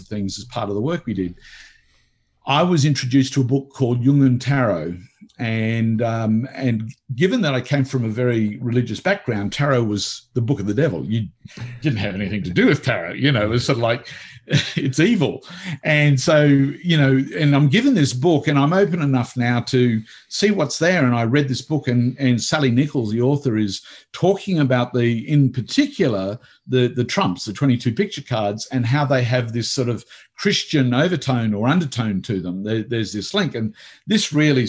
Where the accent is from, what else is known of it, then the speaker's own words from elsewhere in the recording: Australia; also born or lived in Italy; I came back to Australia